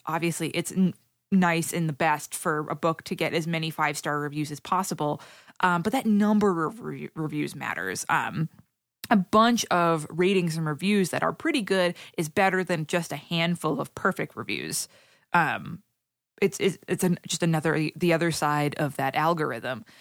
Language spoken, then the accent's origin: English; Haverhill, Massachusetts, United States; I grew up in Haverhill, Massachusetts